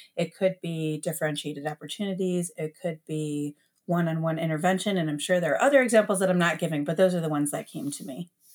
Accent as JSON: {"language": "English", "town": "Detroit", "region": "Michigan", "country": "United States", "tie": "born or raised there", "moved": "as an adult", "lives_now": "Columbus, United States", "said": "I grew up in Metro Detroit"}